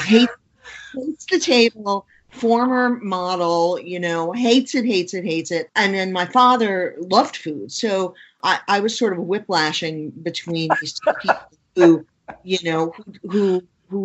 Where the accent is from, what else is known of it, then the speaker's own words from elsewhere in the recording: New York City, New York, United States; I grew up in Queens, New York in the 1960s and 70s.